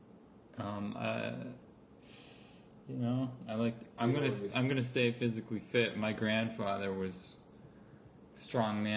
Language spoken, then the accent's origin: English; Lockport, New York, United States; also born or lived in Wilson, New York; now in Rochester, United States; I grew up in Lockport, which is like an hour from Rochester.